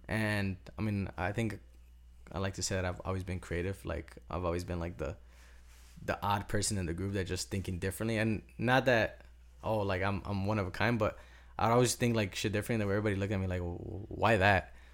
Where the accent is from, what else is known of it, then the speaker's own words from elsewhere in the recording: Cicero, Illinois, United States; moved away as an adult; also born or lived in Berwyn; now in Miami, United States; I was basically raised in Cicero